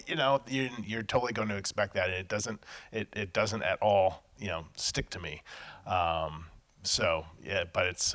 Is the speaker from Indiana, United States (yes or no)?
no; Los Angeles, California, United States; I grew up in Los Angeles in the 80s